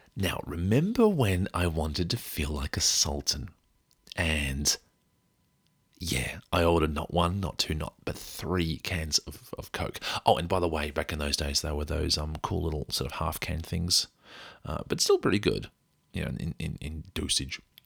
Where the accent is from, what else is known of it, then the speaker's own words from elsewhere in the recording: Australia; we came from Australia